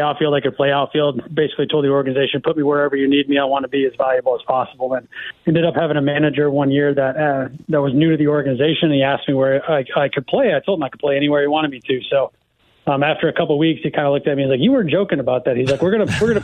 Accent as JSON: {"language": "English", "region": "Iowa", "country": "United States", "tie": "born or raised there", "said": "Grew up in Iowa, kind of grew up in a teaching, coaching family."}